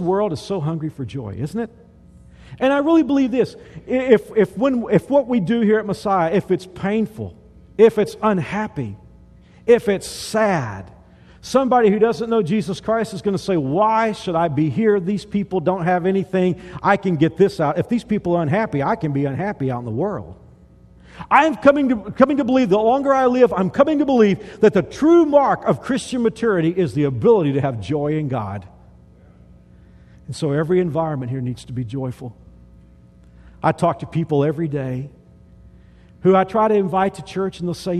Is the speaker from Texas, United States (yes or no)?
yes; Texas, United States; I grew up in Texas, the South